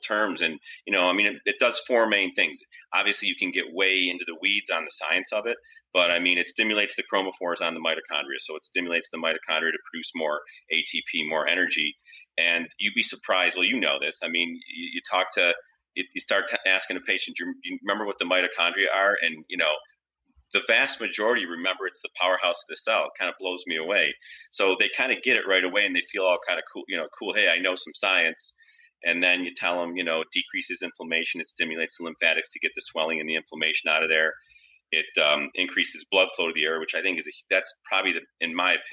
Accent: Rochester, New York, United States; moved away as an adult; also born or lived in Syracuse, New York; Rochester, which is, you know, my hometown

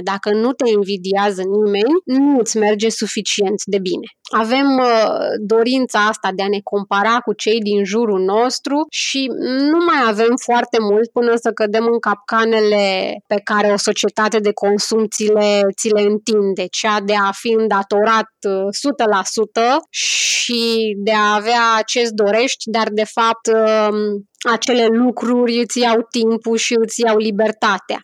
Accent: Romania; moved away; noi ca români datorită experiențelor și datorită lucrurilor pe care le-am trăit

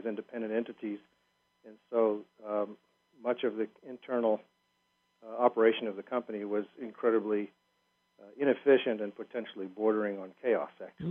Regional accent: South Africa; I was born and raised in South Africa

